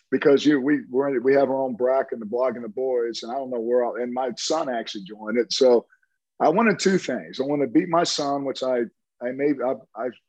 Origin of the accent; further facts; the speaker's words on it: Tulsa, Oklahoma, United States; Oral Roberts, I'm from Tulsa, so I know all about Oral Roberts.